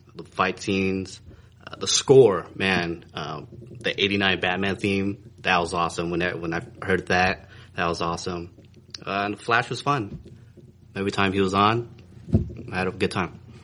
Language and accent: English; California, United States; I'm from California. I'm out here uh, for work